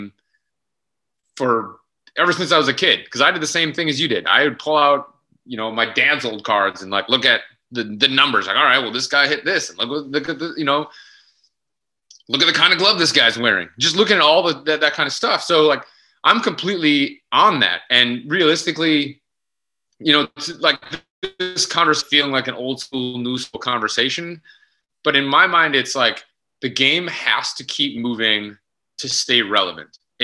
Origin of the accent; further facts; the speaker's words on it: Midwest, United States; growing up in the Midwest and basically Bob's living my whole life in the Midwest